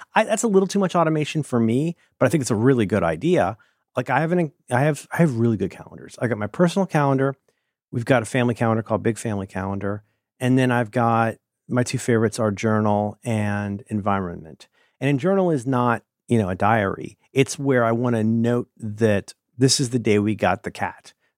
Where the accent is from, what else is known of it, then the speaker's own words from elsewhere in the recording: Ohio, United States; first language English; I'm from Ohio. where we always enter apologizing